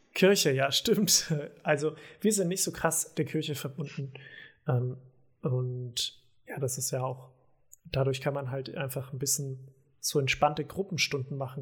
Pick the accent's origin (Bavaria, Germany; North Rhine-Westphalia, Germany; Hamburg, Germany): Bavaria, Germany; home village in the Diocese of Eichstätt; born or raised there; moved away